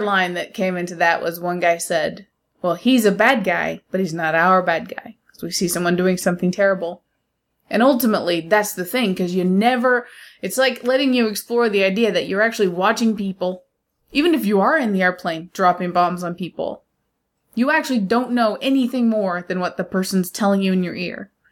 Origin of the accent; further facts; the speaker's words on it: United States; being an American